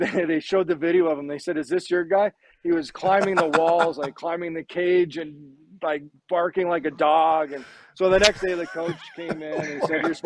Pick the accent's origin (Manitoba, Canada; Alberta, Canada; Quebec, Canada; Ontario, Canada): Manitoba, Canada; Neepawa; living in Nipaw, Manitoba